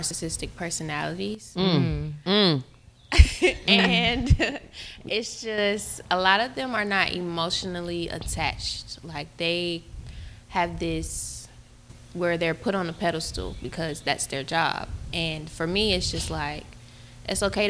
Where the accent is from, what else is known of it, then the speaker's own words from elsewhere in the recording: Georgia, United States; I was born and raised here in Georgia.